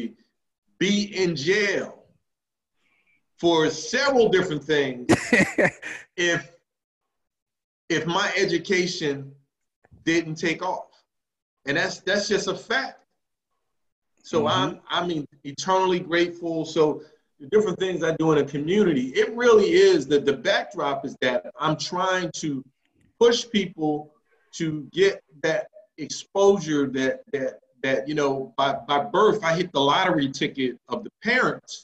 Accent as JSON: {"language": "English", "town": "Philadelphia", "region": "Pennsylvania", "country": "United States", "tie": "born or raised there", "said": "I'm a native Philadelphian, West Philly, born and raised"}